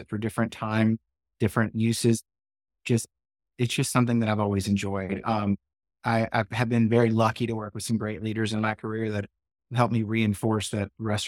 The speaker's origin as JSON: {"language": "English", "town": "Shreveport", "region": "Louisiana", "country": "United States", "tie": "born or raised there", "said": "My brother actually bartended on the border where I grew up in Shreveport. Louisiana."}